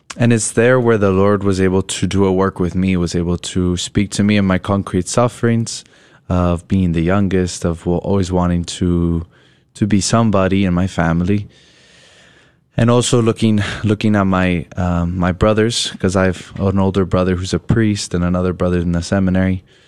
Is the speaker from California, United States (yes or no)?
no; Colorado, United States; I'm originally from Colorado